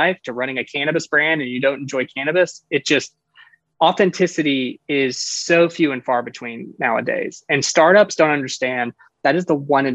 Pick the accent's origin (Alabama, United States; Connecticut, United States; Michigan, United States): Alabama, United States; Birmingham; now in Florida, United States; I'm from Birmingham, Alabama, originally, now living in Florida.